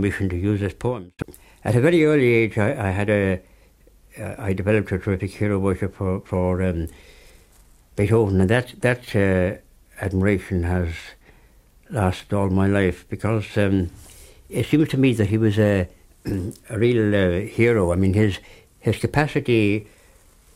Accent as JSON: {"language": "English", "country": "Ireland"}